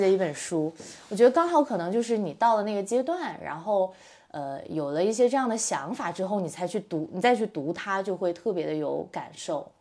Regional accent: Dalian, Liaoning, China; now in Guangzhou, China; 在老家，在大连。 我东北人

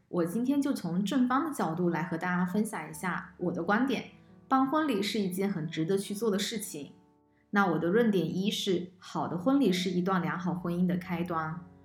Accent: China; 我们中国人的传统观念

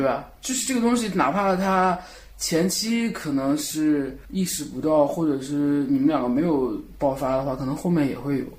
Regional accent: Shandong, China; 也不是说我是北方人或山东人怎么样

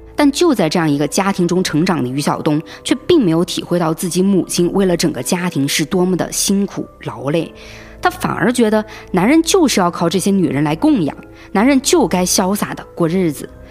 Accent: Hong Kong; 我们香港这边的版本

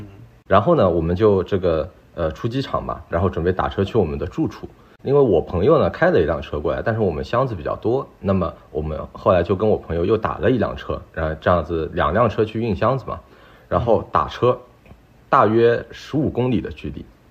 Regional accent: Shanghai, China; now in Vancouver, Canada; 然后呢，这里的温度呢也很舒适，因为我是上海来的嘛

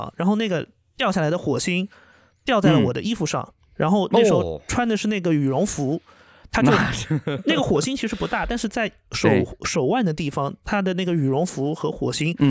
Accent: Jiangnan, China; 像我们这边的话，其实，呃，江南人嘛，有一有一道那个菜叫熏鱼，其实，但是我们方言会把它叫成鲍鱼。

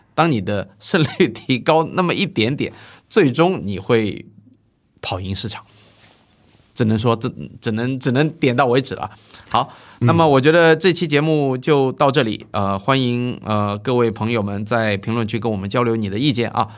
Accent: Zhejiang, China; moved away; 到我老家，你去跟浙江一些地方

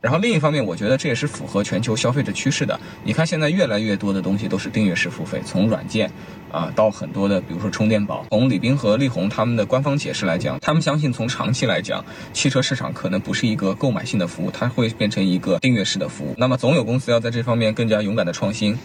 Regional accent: China; 我们中国人

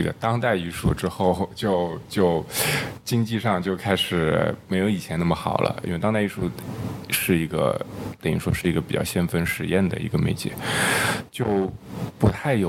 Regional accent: Shanghai, China; 因为我是上海人嘛，所以说我不存在这个问题。就我毕业了之后，或者说，呃，一旦学校里面没有什么事儿了，我就回回上海了嘛。

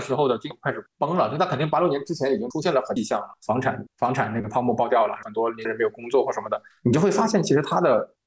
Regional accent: Guangdong, China; 我是在广东地区长大的，啊，那么然后因为我们这边当时是能够，能够看到一些香港的电视台

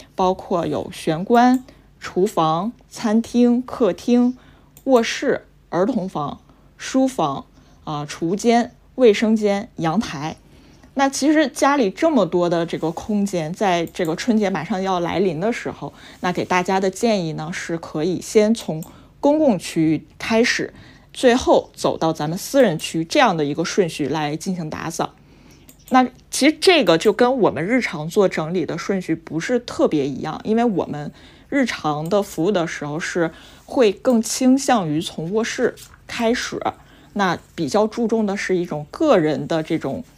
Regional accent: Harbin, Heilongjiang, China; 我是嗯。哈尔滨人

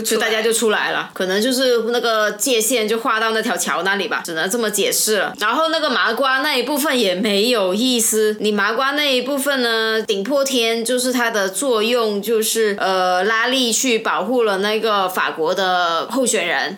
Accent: China; 我们中国人

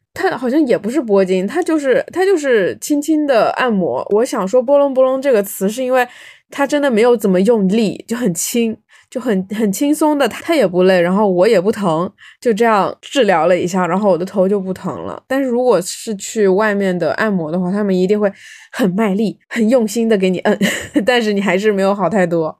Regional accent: Fujian, China; 我们福建这边不是很多人他会信基督嘛嗯。，有信基督的，有信妈祖的，也有信这种五行

